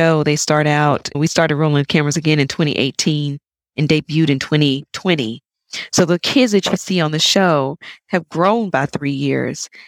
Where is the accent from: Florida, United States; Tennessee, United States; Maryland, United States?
Tennessee, United States; Chattanooga; moved away as an adult; also born or lived in London / Indiana; now in Taiwan; I'm from Chattanooga, Tennessee